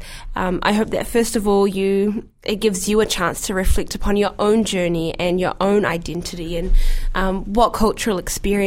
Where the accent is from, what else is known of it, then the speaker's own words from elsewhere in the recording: New Zealand; a black Muslim girl growing up in New Zealand